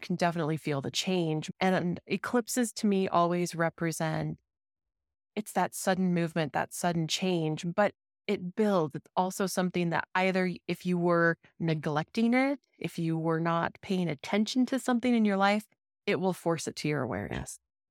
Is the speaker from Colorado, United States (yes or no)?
yes; Denver, Colorado, United States; And then also my connection to my home state, like Denver, where I grew up.